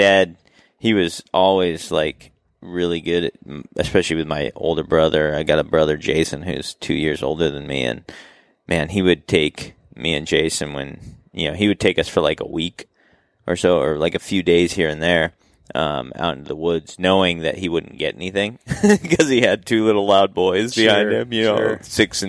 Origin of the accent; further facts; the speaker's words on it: Salem, Oregon, United States; I grew up in Salem, Oregon.